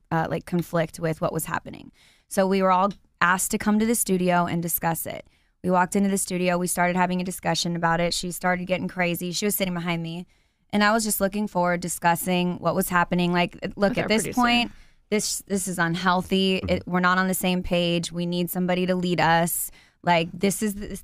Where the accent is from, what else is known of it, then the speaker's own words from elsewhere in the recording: Palm Springs, California, United States; I'm from Palm Springs